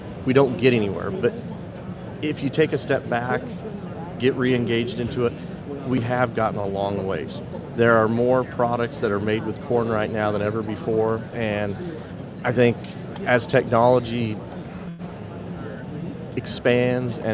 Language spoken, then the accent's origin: English; Colorado, United States; I'm from Colorado